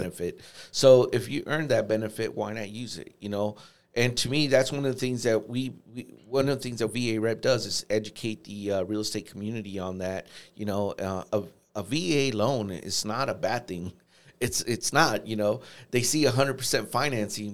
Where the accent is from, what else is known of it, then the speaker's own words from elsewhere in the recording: Los Angeles, California, United States; also born or lived in Fort Wayne, Indiana; now in Saint Louis, United States; I'm originally from Los Angeles